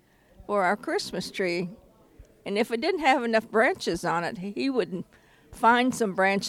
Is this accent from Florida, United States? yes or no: yes; South Florida, United States; I was raised in South Florida, below Miami